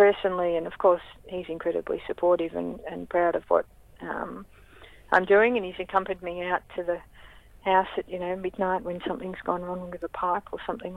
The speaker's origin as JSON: {"language": "English", "town": "Melbourne", "region": "Victoria", "country": "Australia", "tie": "born or raised there", "said": "I grew up in St Kilda."}